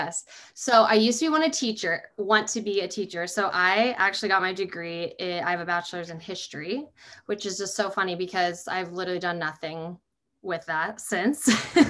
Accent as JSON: {"language": "English", "town": "Anchorage", "region": "Alaska", "country": "United States", "tie": "born or raised there", "also_born_or_lived": "Pullman, Washington", "moved": "as an adult", "lives_now": "Seattle, United States", "said": "I was born and raised in Anchorage, Alaska. So pretty big city in a very big state. Born and raised there until I was 18. And then I moved to Washington"}